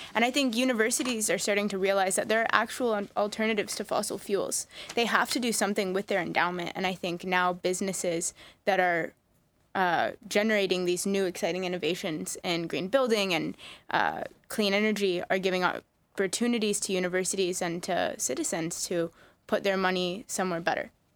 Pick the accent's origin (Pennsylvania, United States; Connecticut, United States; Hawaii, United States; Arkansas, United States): Hawaii, United States; moved away as an adult; also born or lived in East Coast; I grew up here in Hawaii